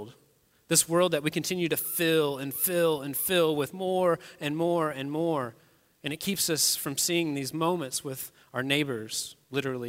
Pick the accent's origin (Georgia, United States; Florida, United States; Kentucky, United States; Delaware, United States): Kentucky, United States; moved away as an adult; now in Westfield, United States; I'm actually not even a native Hoosier. I'm from Kentucky originally